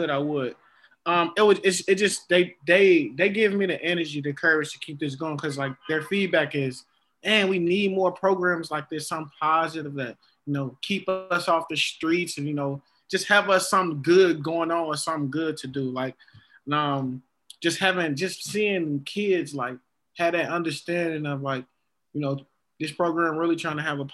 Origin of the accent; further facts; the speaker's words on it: Chicago, Illinois, United States; growing up in Chicago